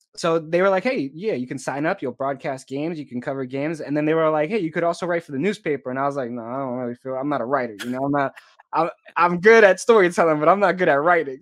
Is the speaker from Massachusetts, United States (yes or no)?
yes; Boston, Massachusetts, United States; moved away as an adult; I'm a kid who, you know, grew up in the inner city